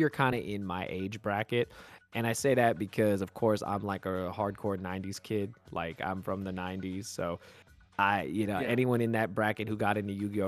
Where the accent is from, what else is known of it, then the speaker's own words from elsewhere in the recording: Bay Area, Northern California, United States; I was born and raised in the Bay Area, so in Northern California